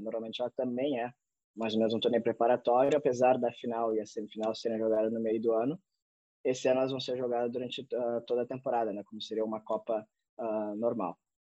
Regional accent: Brazil; moved away as an adult; now in Finland; tendo passaporte brasileiro, sendo brasileiro

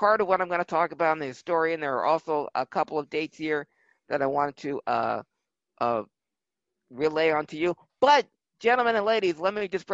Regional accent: Philadelphia, Pennsylvania, United States; My hometown 76ers

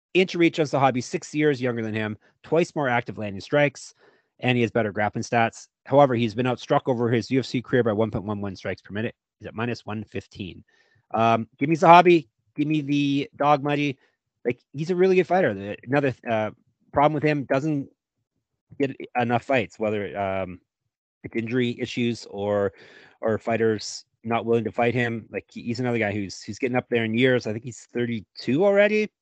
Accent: Stoney Creek, Ontario, Canada; my hometown for the first six months of my life, Stony Creek, Ontario

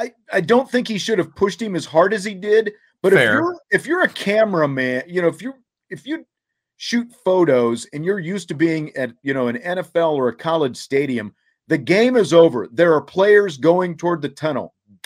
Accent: Kansas City, Missouri, United States; There's an amusement park called Worlds of Fun that I grew up going to in the Kansas City area.

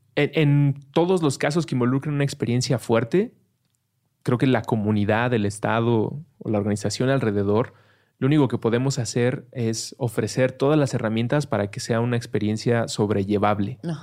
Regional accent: Mexico; somos mexicanos

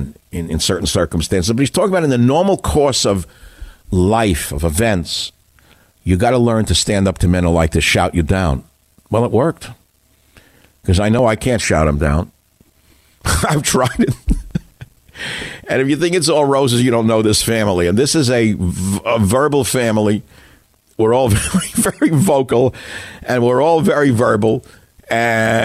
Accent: New York City, New York, United States; We're both from Queens

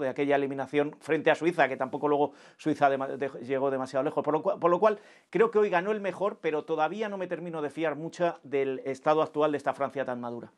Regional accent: Spain

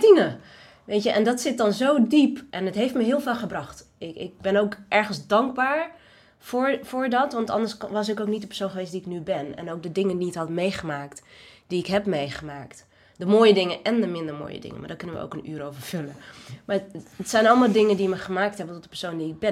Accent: Netherlands; ik ben geboren in Nederland. Ja. Dit is mijn thuis.

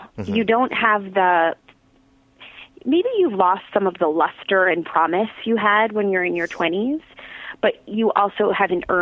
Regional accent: South Orange, New Jersey, United States; I grew up in South Orange, New Jersey, not far from where we live now

